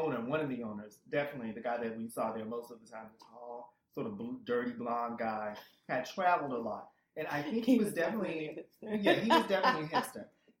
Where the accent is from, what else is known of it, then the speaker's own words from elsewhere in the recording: Boston, Massachusetts, United States; I'm from Boston, she's from Brooklyn, from Bed-Stuy, so we had moved to Jersey